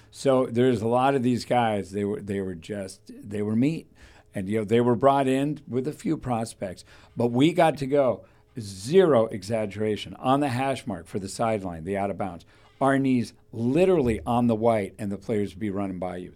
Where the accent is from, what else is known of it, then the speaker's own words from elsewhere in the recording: Thousand Oaks, California, United States; also born or lived in Fillmore, California; we moved here from Sherman Oaks when I was three.